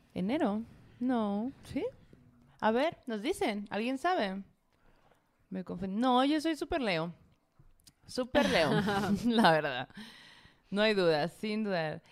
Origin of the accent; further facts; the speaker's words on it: Sonora, Mexico; yo, la Zoe, la Mara, eh, somos de Sonora